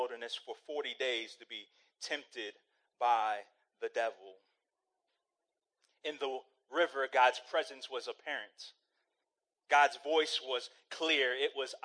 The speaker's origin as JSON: {"language": "English", "country": "Saudi Arabia", "tie": "born or raised there", "moved": "yes", "said": "I grew up in Saudi Arabia"}